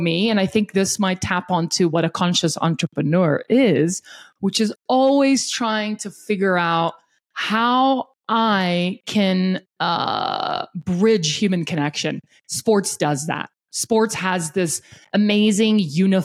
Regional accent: South Africa; now in Denver, United States; I was born and raised in South Africa

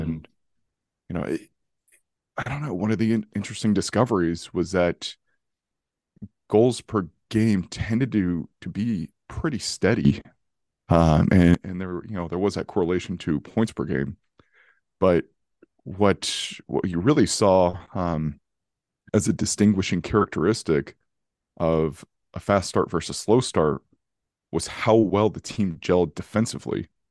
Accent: California, United States; now in North Carolina, United States; initially I'm from California, so the thing I love about, uh, the state is it's very steady. Uh, I could tell you what the weather is in my hometown today

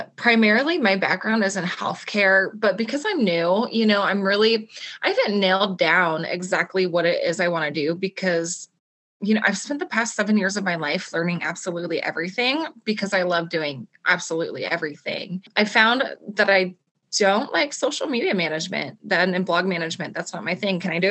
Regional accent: Coeur d'Alene, Idaho, United States; I'm from Coeur d'Alene, Idaho

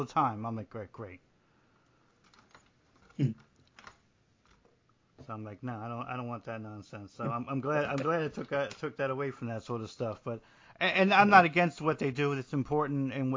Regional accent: New Jersey, United States; moved away as an adult; I'm from New Jersey

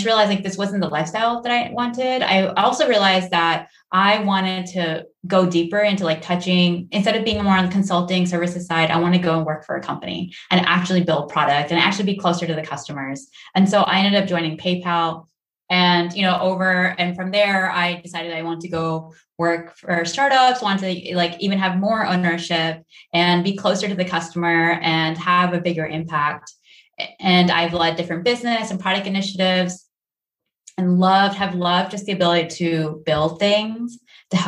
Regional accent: Silicon Valley, California, United States; born or raised there; also born or lived in India

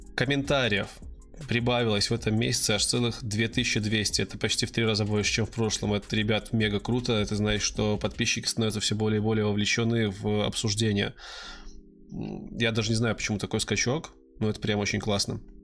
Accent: Belarus; Я из Беларуси

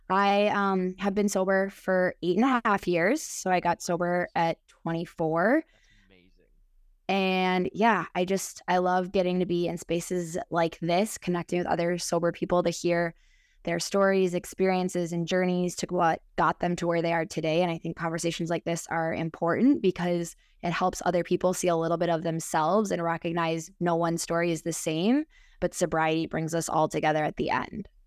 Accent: Minnesota, United States; accent: Midwest; I am 32 years old from Minnesota. So maybe you can tell in my accent from the Midwest.

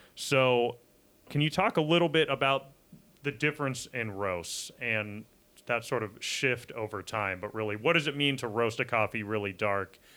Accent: Menlo Park, California, United States; I grew up in Menlo Park

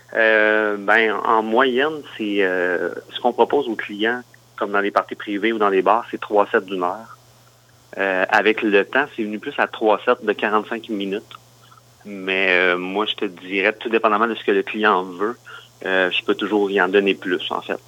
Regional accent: Granby region, Quebec, Canada; now in Quebec City, Canada; je viens de la, région de Granby, en fait, un, petit village comme juste à côté

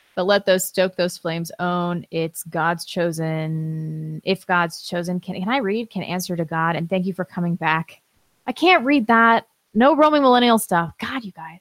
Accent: St. Louis, Missouri, United States; I'm from Saint Louis

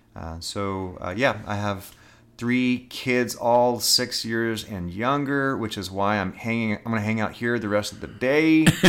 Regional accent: Dallas, Texas, United States; I grew up in Dallas, Texas

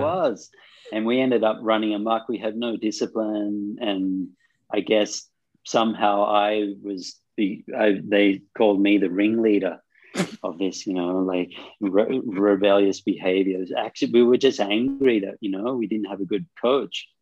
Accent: Australia; moved away as an adult; also born or lived in Sydney / Cairns; now in India; Growing up in Australia

